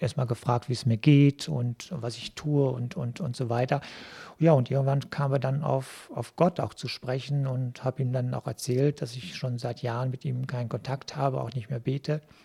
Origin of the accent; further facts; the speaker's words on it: Cappenberg, North Rhine-Westphalia, Germany; moved away as an adult; now in Duisburg, Germany; die Gemeinde Kappenberg, wo ich groß geworden bin